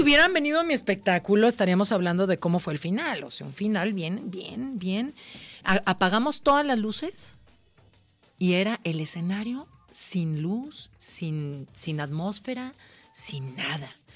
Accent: Jalisco, Mexico; es mi tierra y es un homenaje a mi tierra y a mis memorias

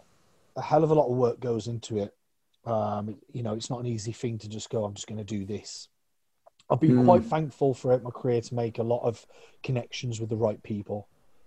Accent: United Kingdom; I'm British.

